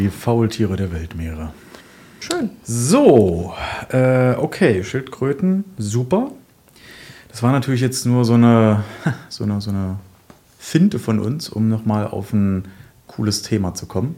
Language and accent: German; Genthin, Saxony-Anhalt, Germany; in meiner Heimatstadt Gentinen oder Umgebung